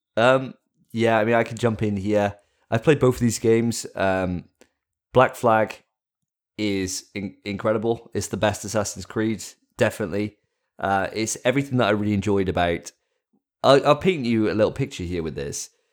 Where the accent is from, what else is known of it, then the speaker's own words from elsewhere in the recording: Wales, United Kingdom; I'm a Welshman